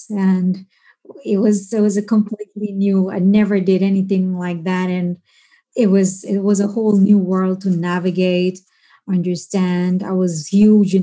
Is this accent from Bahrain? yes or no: yes; Bahrain; I grew up in Bahrain